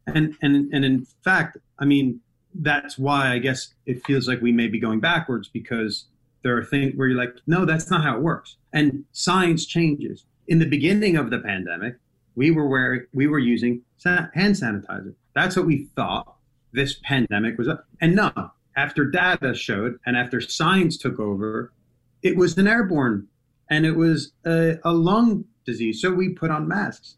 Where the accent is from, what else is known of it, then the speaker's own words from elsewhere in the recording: United States; being an American